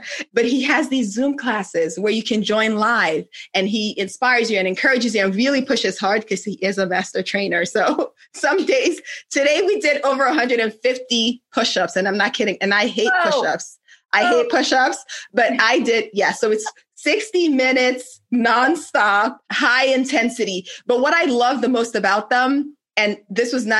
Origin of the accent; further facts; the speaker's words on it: Nigeria; moved away; my home country in Nigeria